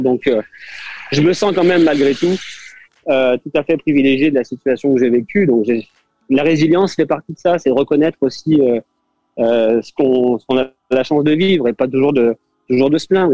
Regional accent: France; accent: French; now in Sherbrooke, Canada; garder mon accent français

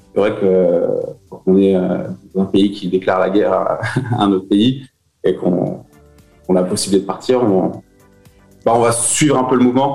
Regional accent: Beaujolais, Auvergne-Rhône-Alpes, France; moved away as an adult; also born or lived in Lyon / Alès; now in Moscow, Russia; mes parents ont déménagé euh, dans, le Beaujolais. Hein, c'est, une chouette région, ils voulaient s'installer à la campagne. Euh, j'ai fait en fait toute ma, toute ma jeunesse là-bas

